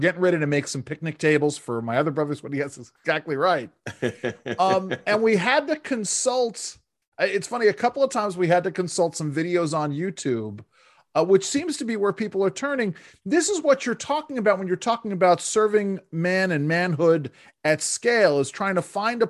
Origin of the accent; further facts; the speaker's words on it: Westchester, New York, United States; I grew up in Westchester